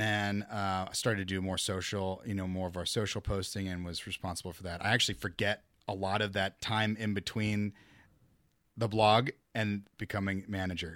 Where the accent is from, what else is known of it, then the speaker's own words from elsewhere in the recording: Midwest, United States; moved away; I'm from the Midwest